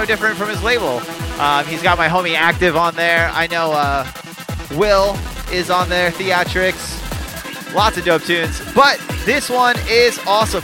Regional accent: Florida, United States; moved away; I'm from Florida originally

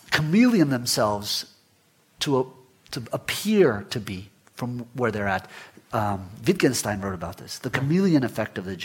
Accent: Guatemala; I remember growing up in Guatemala, we were one of maybe 100 Jewish families in, in the country. Mm. So it's a very, very small Jewish community, maybe 800 people.

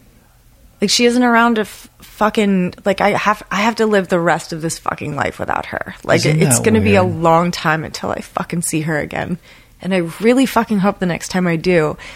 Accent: Lancaster County, Pennsylvania, United States; moved away as an adult; also born or lived in Philadelphia, Pennsylvania / Portland, Oregon / Hawaii; now in Los Angeles, United States; I grew up outside of Philadelphia, Pennsylvania. I grew up in Amish country, Pennsylvania, Lancaster County

